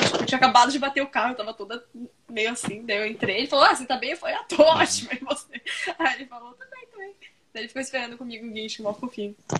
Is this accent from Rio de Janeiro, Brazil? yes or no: no; São Paulo, Brazil; accent: paulistano; also born or lived in Florianópolis; a gente é de São Paulo, então a gente fala assim